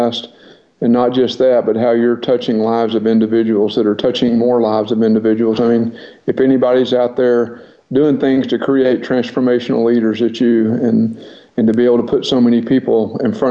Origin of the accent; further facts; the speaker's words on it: Paris, Texas, United States; I was born and raised in Paris, Texas